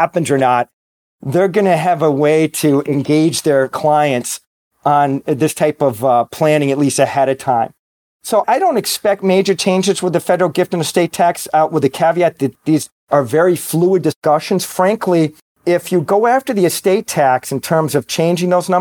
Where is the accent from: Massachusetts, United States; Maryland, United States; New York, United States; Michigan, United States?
Massachusetts, United States; Boston; I'm from Boston. I'm a Red Sox fan